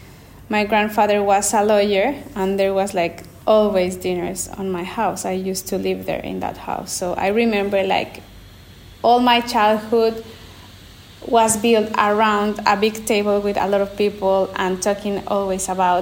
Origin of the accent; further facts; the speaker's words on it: Querétaro, Mexico; English is a second language; moved away as an adult; also born or lived in Mexico City; now in Florence, Italy; I was born in Mexico City, but I was raised in Querétaro